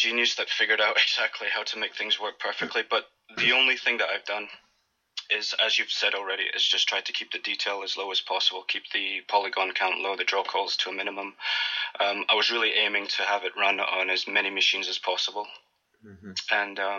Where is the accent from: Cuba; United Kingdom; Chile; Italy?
United Kingdom; Scotland; also born or lived in United States; now in Athens, Greece; I'm currently in Athens, Greece. I'm originally from Scotland, and I've spent about a third of my life living in the States as well.